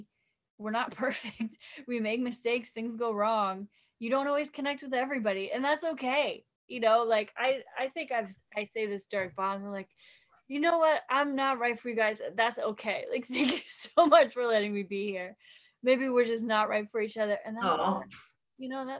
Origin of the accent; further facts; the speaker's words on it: Long Island, New York, United States; also born or lived in New Jersey; I'm from New York, Long Island, New Jersey, kind of like back and forth all over the place. And a lot of like Long Island family.